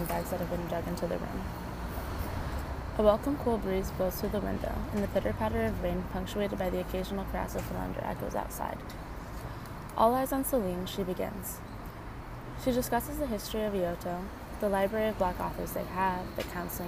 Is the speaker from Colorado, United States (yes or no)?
yes; Arvada, Colorado, United States; I'm from Arvada, Colorado